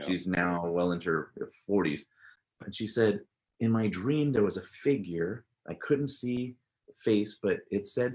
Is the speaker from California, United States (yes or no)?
yes; San Jose, California, United States; first language English; moved away as an adult; now in Forest Grove, United States; I grew up in San Jose, California, born and raised there. Spent most of my life there. I've only been up here in Oregon for 20 years now.